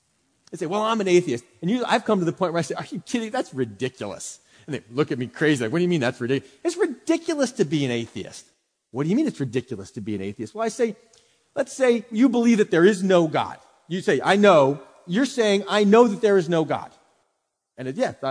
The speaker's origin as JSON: {"language": "English", "town": "Philadelphia", "region": "Pennsylvania", "country": "United States", "moved": "yes", "lives_now": "Fluvanna County, United States", "said": "I'm from Philadelphia. So when I moved to Fluvanna"}